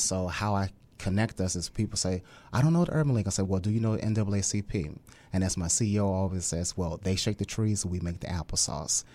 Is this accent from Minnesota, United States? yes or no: no; Little Rock, Arkansas, United States; moved away as an adult; also born or lived in Hawaii / Mississippi; now in Hampton Roads, United States; I'm a native of Little Rock, Arkansas